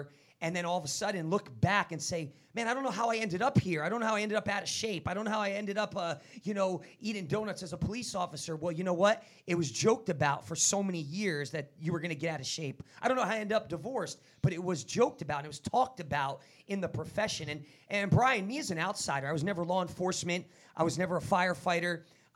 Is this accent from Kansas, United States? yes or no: no; New Jersey, United States; I'm from Jersey.